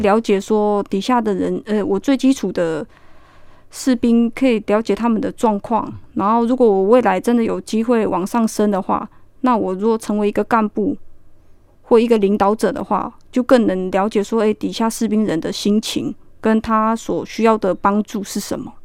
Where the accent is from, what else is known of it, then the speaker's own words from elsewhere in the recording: Xiulin, Hualien County, Taiwan; 我是在地花莲人，我的家乡在好山好水的秀林乡富士村